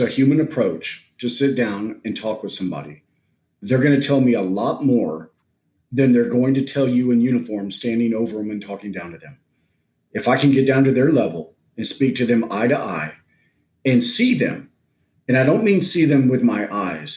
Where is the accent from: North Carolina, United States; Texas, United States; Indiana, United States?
Texas, United States; I'm from Texas